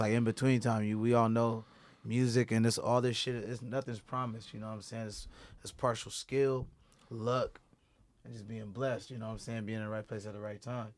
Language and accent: English; San Diego, California, United States; also born or lived in Dallas / Bay Area; growing up in the Southeast, you know, with your grandmas